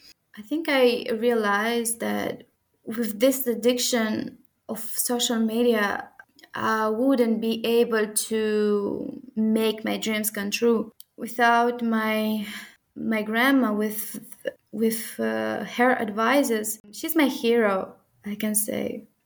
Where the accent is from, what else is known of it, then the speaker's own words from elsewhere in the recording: Moldova; In a sense, I respect our traditions as a Moldovan girl, but I can be, and I like the modernism in our days.